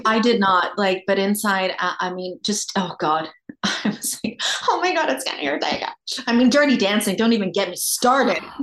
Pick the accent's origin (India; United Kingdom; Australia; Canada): Australia; moved away; I grew up in Australia.